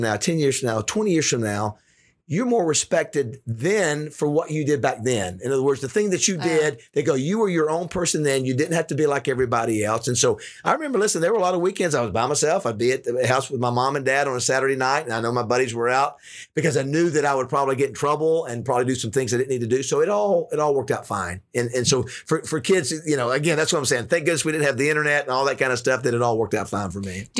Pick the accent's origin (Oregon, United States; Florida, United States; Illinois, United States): Florida, United States; Panama City; moved away as an adult; now in Arkansas, United States; growing up in Panama City, Florida.